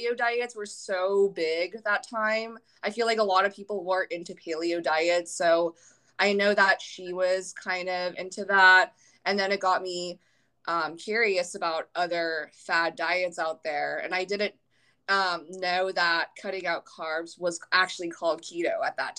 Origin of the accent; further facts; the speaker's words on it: Virginia, United States; now in San Diego, United States; I'm from Virginia, which is the complete opposite side of the country. So pretty far from home.